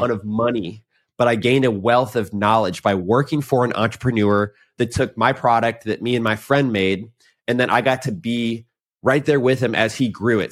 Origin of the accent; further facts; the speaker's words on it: St. Louis, Missouri, United States; moved away as an adult; also born or lived in Indianapolis, Indiana; now in Austin, United States; I grew up in Saint Louis and Indianapolis